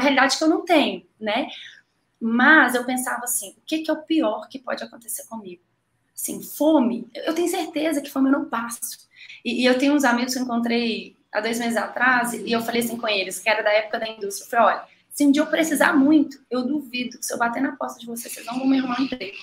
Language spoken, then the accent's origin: Portuguese; Betim, Minas Gerais, Brazil; also born or lived in Belo Horizonte; eu sou mineira, sou nasci em Belo Horizonte, sou ali da região de Betim, região metropolitana